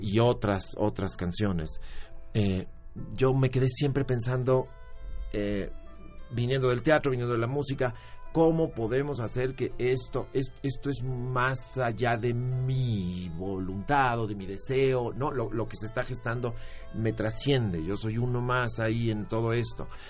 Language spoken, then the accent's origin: Spanish; Mexico City, Mexico; moved away as an adult; also born or lived in Tijuana / San Diego; vivimos en la Ciudad de México